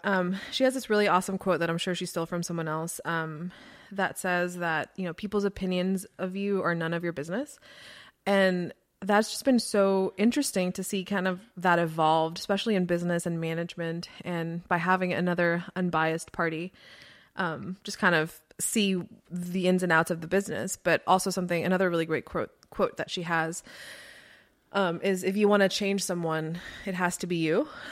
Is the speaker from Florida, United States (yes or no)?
yes; Florida, United States; moved away; I grew up in Florida